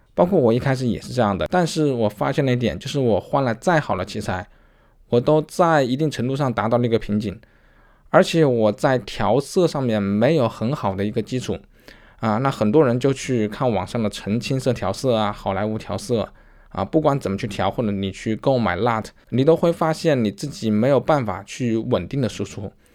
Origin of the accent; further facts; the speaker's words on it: China; 我们中国人有自己中国人的一些特质